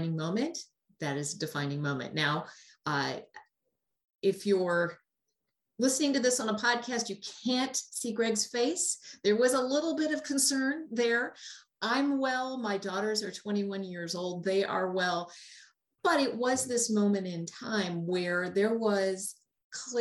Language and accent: English; Milwaukee, Wisconsin, United States; I am from Wisconsin in the Milwaukee area